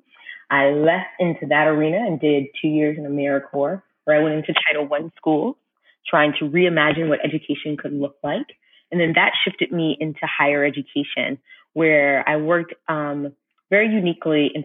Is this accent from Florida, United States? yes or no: yes; Orange Park, Florida, United States; also born or lived in Pensacola, Florida; I was born in Pensacola, Florida, but I was raised in Orange Park, Florida with my two sisters